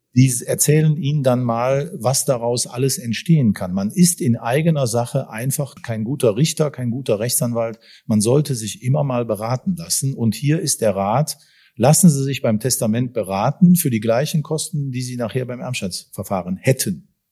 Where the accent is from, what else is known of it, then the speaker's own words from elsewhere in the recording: Bonn, North Rhine-Westphalia, Germany; ich als Bonner